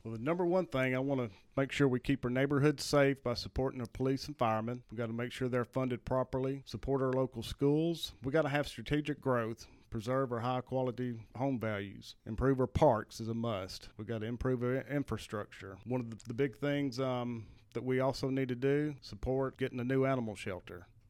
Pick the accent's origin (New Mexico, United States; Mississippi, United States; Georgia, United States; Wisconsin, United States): Mississippi, United States; Ashland; now in Hernando, United States; where I grew up at in Ashland.